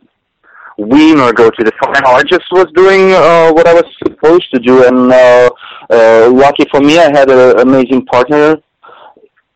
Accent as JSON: {"language": "English", "region": "Siberia", "country": "Russia", "tie": "born or raised there", "moved": "yes", "said": "I was growing up in Siberia"}